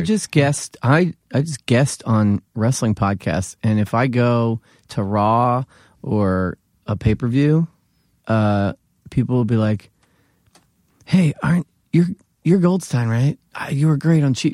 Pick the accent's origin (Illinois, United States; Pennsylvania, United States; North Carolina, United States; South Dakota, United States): Pennsylvania, United States; Philadelphia; accent: Philly; moved away as an adult; now in New York, United States; I'm from Philadelphia.